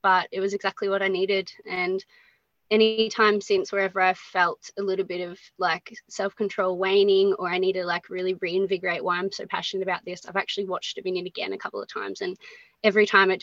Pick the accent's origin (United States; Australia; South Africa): Australia; Geelong, Victoria; I grew up in Geelong on the Surf Coast, been based here my whole life